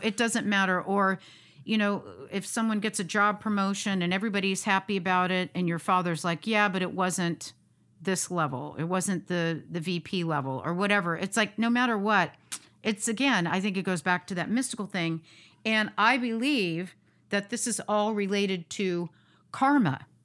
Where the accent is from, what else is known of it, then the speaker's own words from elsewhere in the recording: United States; born American